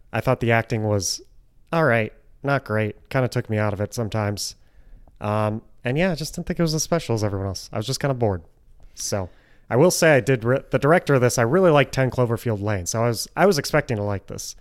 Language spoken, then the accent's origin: English; Grosse Pointe Woods, Michigan, United States; my hometown, Grosse Pointe Woods